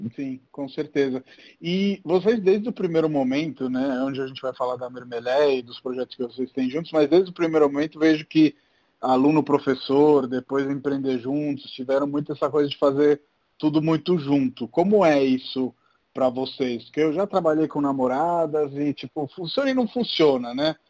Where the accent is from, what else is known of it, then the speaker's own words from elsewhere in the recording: Rome, Lazio, Italy; Portuguese is a second language; moved away as an adult; now in São Paulo, Brazil; Eu sou de Roma, na, na Itália